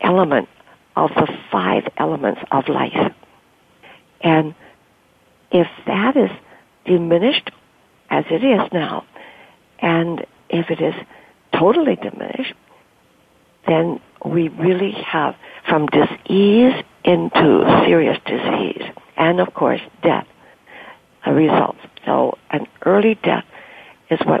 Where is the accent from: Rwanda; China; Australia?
China; moved away; I came from China. I was born in China, and my family was very, very acculturated to Chinese culture